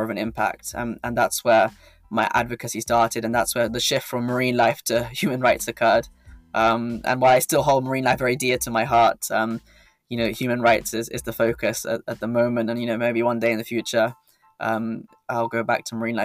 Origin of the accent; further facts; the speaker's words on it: United Kingdom; As a man born in the UK, you know, having the UK nationality